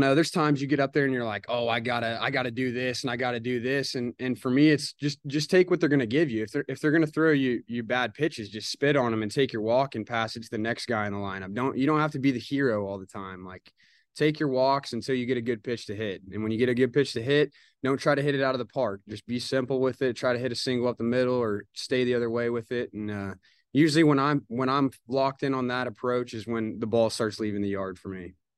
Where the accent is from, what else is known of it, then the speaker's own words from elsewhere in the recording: Oklahoma, United States; moved away as an adult; now in Fayetteville, United States; I'm from Oklahoma. We're a little different, a little different growing up and stuff.